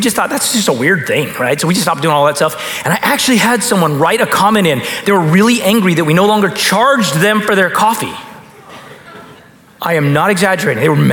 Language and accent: English; United States; as an American pastor